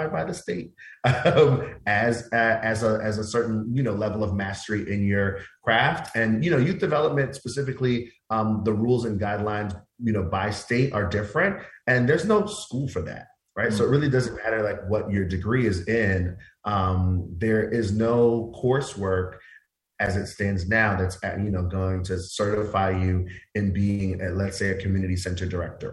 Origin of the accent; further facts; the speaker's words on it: New York City, New York, United States; I went to small mom and pop daycare centers when I was a kid growing up in Queens.